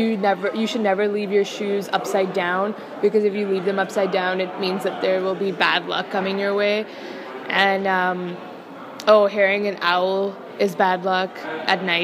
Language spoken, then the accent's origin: English; Lahore, Punjab, Pakistan; moved away as an adult; also born or lived in Dartmouth; now in Hanover, United States; I was born in Lahore, and I spent 18 years of my life there before coming to Dartmouth.